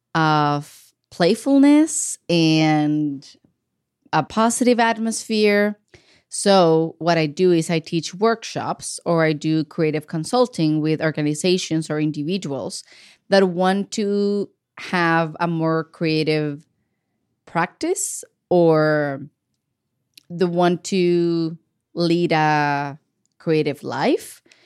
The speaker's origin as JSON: {"language": "English", "town": "Ensenada", "region": "Baja California", "country": "Mexico", "tie": "born or raised there", "moved": "as an adult", "lives_now": "Portland, United States", "said": "I grew up in the city of Ensenada, Baja California. That is the border state with the state of California. It's in Mexico. Um, I was born and raised there."}